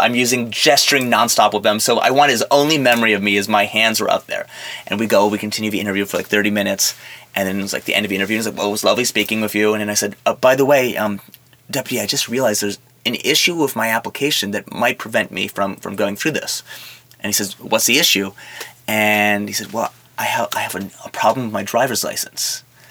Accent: New York, United States; born there; accent: a mix of French and New York; I was born in New York.

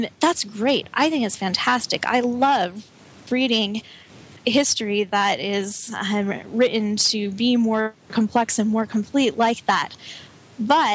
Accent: Colorado, United States; I grew up in Colorado

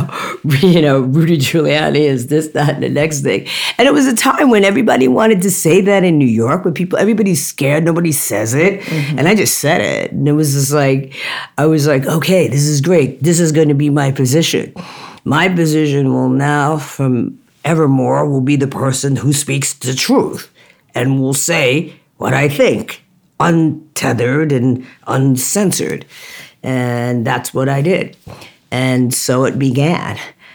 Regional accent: Jamaica; I'm Jamaican and people do not talk to me like this and disrespect me without me saying something

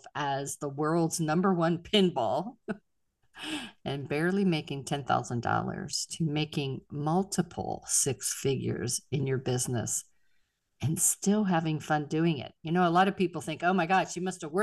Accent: Pittsburgh, Pennsylvania, United States; I grew up in three rivers

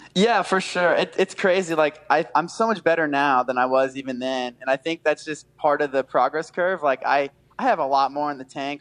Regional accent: near Daytona International Speedway, Florida, United States; It's my hometown. Like I grew up 20 minutes from yeah. the Speedway

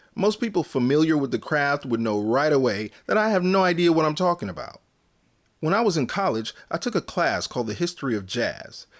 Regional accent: Northern California, United States; I was born and raised in Northern California.

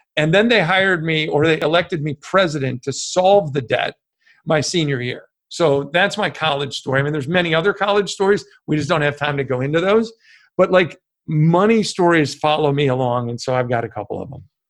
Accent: Chicago, Illinois, United States; I grew up in Chicago, a small family, mom, dad, and one brother. I grew up in the West Suburbs

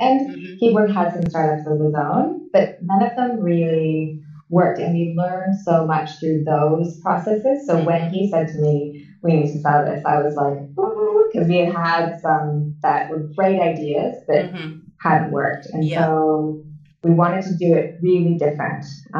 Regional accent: Canada; And I've lived all over the world. And so I had people I'm Canadian. I had people from Canada.

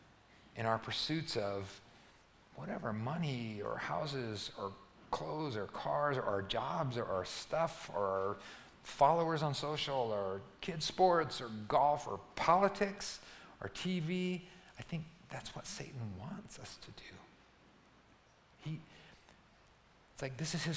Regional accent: Albuquerque, New Mexico, United States; when I was growing up in Albuquerque

